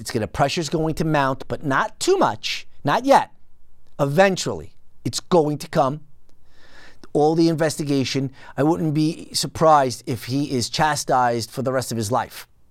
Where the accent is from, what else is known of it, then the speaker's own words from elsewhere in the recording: United States; as an American citizen